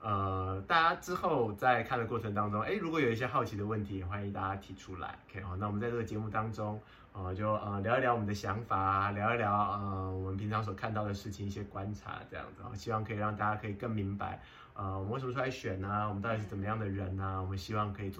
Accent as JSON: {"language": "Chinese", "region": "Pingtung County", "country": "Taiwan", "lives_now": "Taipei, Taiwan", "said": "我从屏东嫁来台北，然后给丈母娘照顾，"}